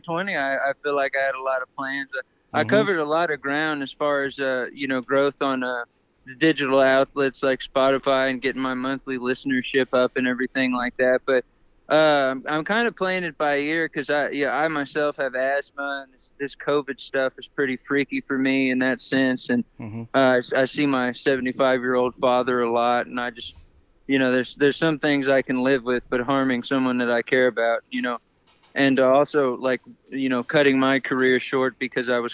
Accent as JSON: {"language": "English", "town": "San Antonio", "region": "Texas", "country": "United States", "said": "I'm from San Antonio, Texas, or northern Mexico, however you want to look at it."}